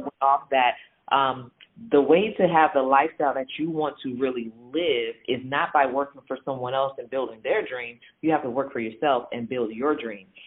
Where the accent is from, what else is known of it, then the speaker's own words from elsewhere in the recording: San Francisco Bay Area, California, United States; I grew up in the San Francisco Bay Area